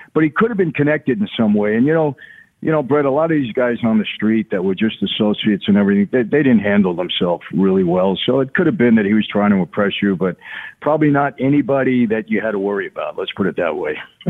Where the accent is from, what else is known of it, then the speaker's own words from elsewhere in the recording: Brooklyn, New York, United States; also born or lived in Long Island; when I was a kid growing up in Brooklyn and later Long Island